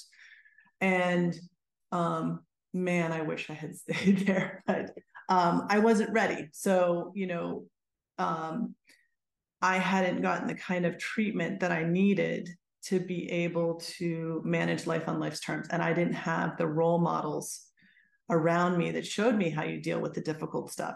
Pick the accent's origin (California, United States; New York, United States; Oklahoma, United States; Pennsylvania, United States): Pennsylvania, United States; Pittsburgh; moved away as an adult; I grew up in Pittsburgh, so I had to leave Pittsburgh